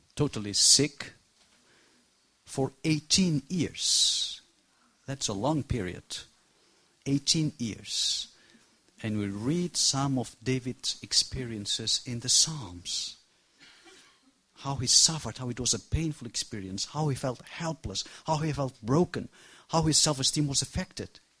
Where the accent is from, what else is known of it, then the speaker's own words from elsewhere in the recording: Barcelona, Catalonia, Spain; English is a second language; I come from Barcelona, Spain.